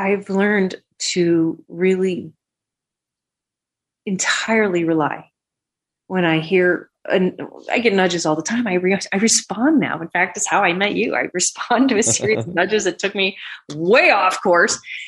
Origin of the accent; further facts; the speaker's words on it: the West, United States; we were raised in the West when the West was still pretty rough